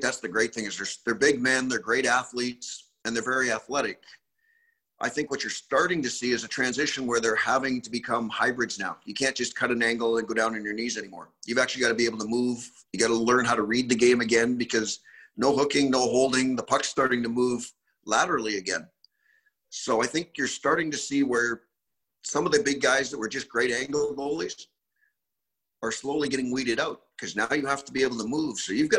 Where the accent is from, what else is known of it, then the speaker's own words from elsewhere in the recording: Canada; Growing up in Canada, probably not as much as some of the guys that played in the States.